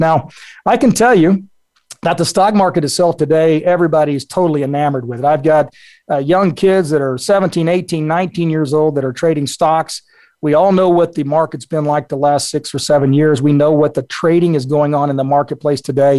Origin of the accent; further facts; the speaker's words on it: South Texas, United States; I grew up in South Texas.